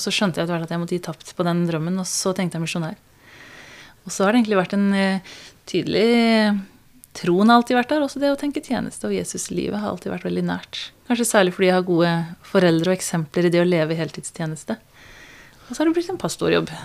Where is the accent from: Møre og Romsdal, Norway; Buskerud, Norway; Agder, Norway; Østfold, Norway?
Agder, Norway; Kristiansand; also born or lived in Tanzania; jeg er fra Kristiansand. Jeg er egentlig misjonærbarn, oppvokst i Tanzania. Og så kom jeg hit da jeg var syv år. Og vokste opp på Tinnaia Hannevikåsen på andre sida av byen